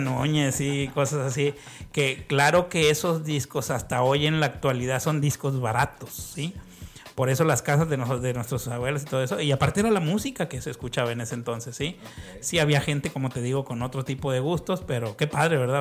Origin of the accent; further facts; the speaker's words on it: Ciudad Victoria, Tamaulipas, Mexico; moved away; also born or lived in Mexico City; nací en México, en, el DF, pero pues casi toda mi infancia y mi adolescencia estuve en, Tamaulipas. Entonces realmente es un pueblo, Ciudad Victoria.